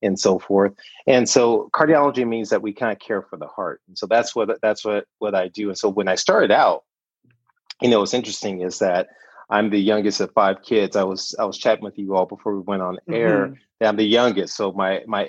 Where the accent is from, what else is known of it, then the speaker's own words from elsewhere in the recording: Compton, California, United States; any good native Southern Californian. I grew up in Compton, California